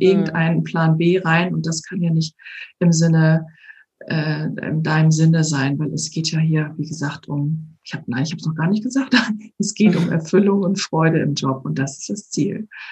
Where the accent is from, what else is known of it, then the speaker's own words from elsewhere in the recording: Hamburg, Germany; moved away as an adult; now in Ovendorf, Germany; aus meiner Heimatstadt Hamburg vor, na jetzt, zweieinhalb Jahren rausgegangen bin